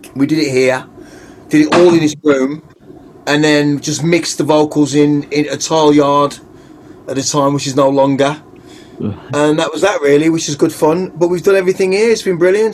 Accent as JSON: {"language": "English", "town": "Wolverhampton", "region": "West Midlands", "country": "United Kingdom", "said": "I'm talking like from Goldie, Wolverhampton"}